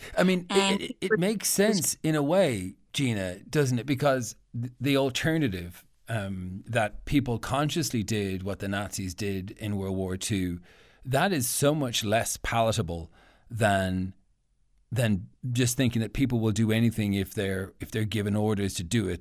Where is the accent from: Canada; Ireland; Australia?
Ireland; I'm Irish